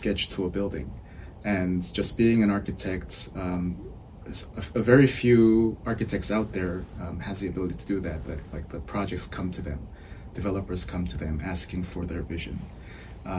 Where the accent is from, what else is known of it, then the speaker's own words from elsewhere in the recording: Seoul, South Korea; moved away; I'm originally from Seoul, South Korea.